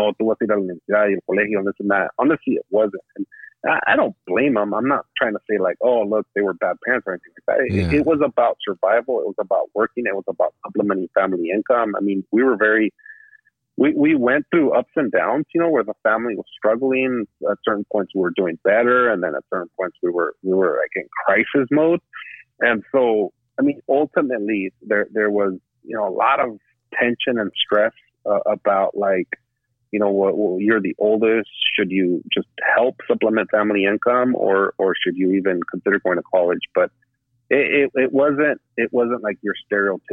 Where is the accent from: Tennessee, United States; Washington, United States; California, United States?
California, United States; Salinas; also born or lived in Atotonilco el Alto, Jalisco, Mexico; I grew up in Salinas.